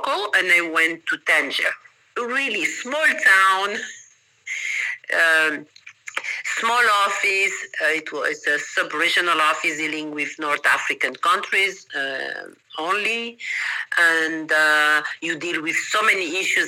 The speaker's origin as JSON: {"language": "English", "region": "Managua", "country": "Nicaragua", "tie": "born or raised there", "also_born_or_lived": "Peru / New York / Vienna / New Jersey", "second_language": "English", "moved": "as an adult", "lives_now": "Costa Rica", "said": "I come from Nicaragua. This is a small city, Managua, small population"}